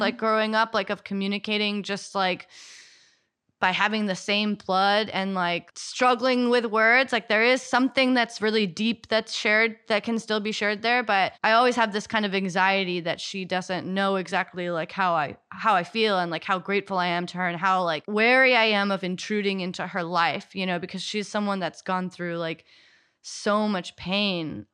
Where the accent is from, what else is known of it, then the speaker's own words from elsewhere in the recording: United States; growing up in America